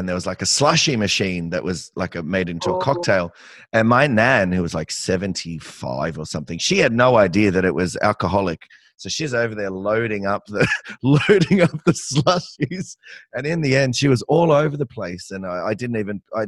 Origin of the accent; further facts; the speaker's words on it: Campbelltown, New South Wales, Australia; I grew up in Campbelltown in Western Sydney, and yeah, we're thought of as Bogans